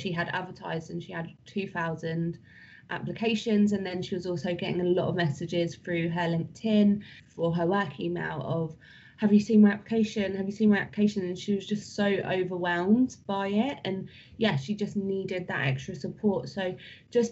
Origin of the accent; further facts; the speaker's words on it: United Kingdom; we're British.